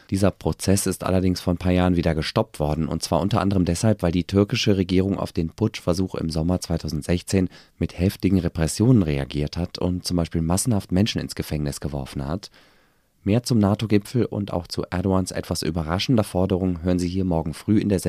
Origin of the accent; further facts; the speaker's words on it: Berlin, Germany; finde ich natürlich super und blicke als Berliner einmal mehr neidisch nach Paris.